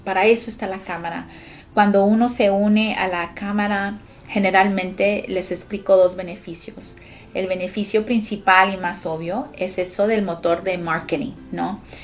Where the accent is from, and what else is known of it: Austin, Texas, United States; born or raised there; also born or lived in Los Angeles, California